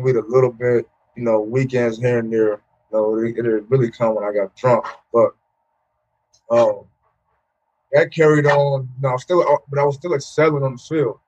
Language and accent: English; Portland, United States; moved away as an adult; also born or lived in Hawaii; a good friend, Demetrius Davis, who I grew up with in Portland.